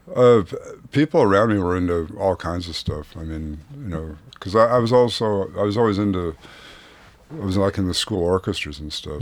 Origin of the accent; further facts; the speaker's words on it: Santa Barbara, California, United States; moved away as an adult; also born or lived in Boston / New York; I grew up in Santa Barbara, California